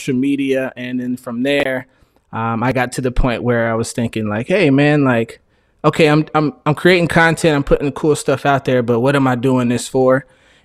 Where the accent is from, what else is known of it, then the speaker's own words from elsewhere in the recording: Phoenix, Arizona, United States; I'm from Phoenix, Arizona